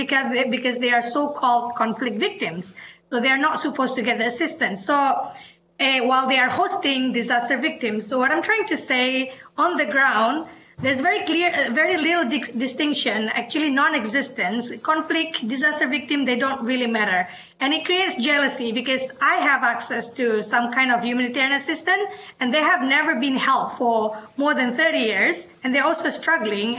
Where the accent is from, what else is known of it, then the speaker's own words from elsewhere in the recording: Aceh, Indonesia; now in Washington, D.C., United States; I come from Aceh, where the tsunami, the Indian Ocean tsunami in 2004 hit. As an Acehese, I lived through the conflict